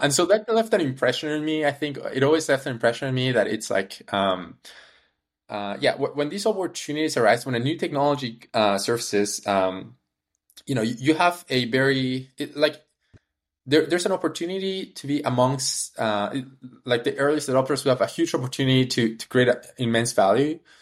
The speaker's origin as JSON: {"language": "English", "country": "Peru", "tie": "born or raised there", "also_born_or_lived": "Canada", "moved": "yes", "said": "I was born in Peru, moved to Canada, went to the University of Waterloo"}